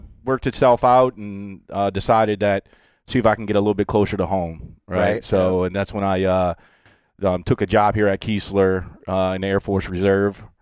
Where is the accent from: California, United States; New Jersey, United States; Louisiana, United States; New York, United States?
Louisiana, United States; Chalmette; moved away as an adult; originally from Chalmette. So you know that's where the fishing background comes from, right? Born and raised fishing Hopedale, Shell Beach, Delacroix, all that area